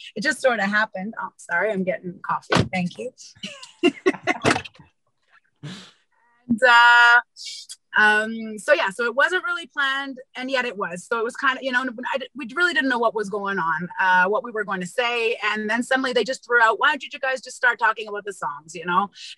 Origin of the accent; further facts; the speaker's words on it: Montreal, Quebec, Canada; moved away; also born or lived in Israel / India; Tom and I ended up going back to Montreal, my hometown